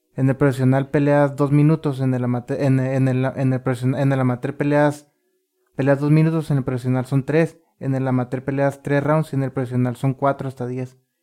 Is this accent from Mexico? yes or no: yes; Ensenada, Baja California, Mexico; yo soy de aquí de Ensenada y fíjate que qué coincidencias, nací unas súper cerquitas de aquí